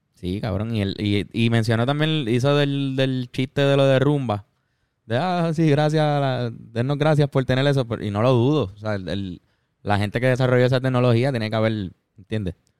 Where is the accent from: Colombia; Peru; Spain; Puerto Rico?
Puerto Rico; siendo puertorriqueño